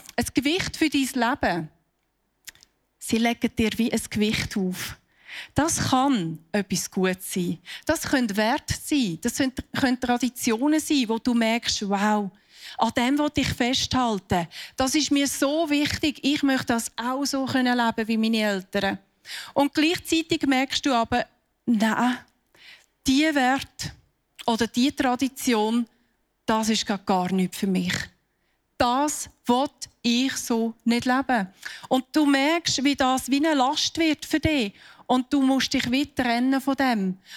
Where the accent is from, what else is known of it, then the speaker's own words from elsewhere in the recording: Switzerland; bei uns in der Schweiz